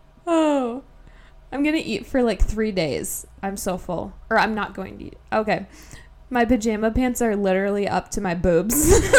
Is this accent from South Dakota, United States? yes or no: yes; South Dakota, United States; born or raised there; moved away